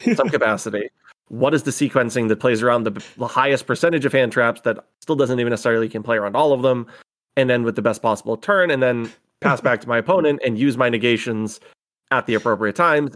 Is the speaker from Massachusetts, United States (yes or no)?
yes; northern Massachusetts, United States; now in Rhode Island, United States; we grew up about fifteen minutes apart from each other, both in the northern part of Massachusetts. So neither of us in Boston